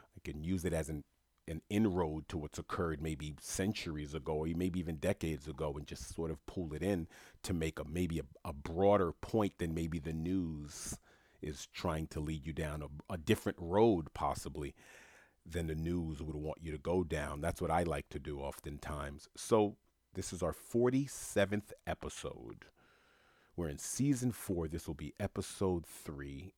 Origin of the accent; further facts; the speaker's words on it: New York City, New York, United States; moved away as an adult; also born or lived in South Florida; When I grew up in Queens, New York